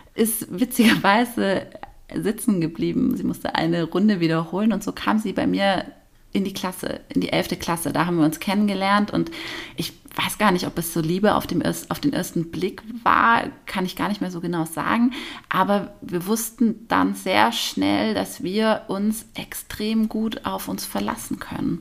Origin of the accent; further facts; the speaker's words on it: Nagold, Baden-Württemberg, Germany; das sind meine drei Jugendfreundinnen mhm. aus meiner Heimatstadt Nagold. Und wir haben uns in der Realschule kennengelernt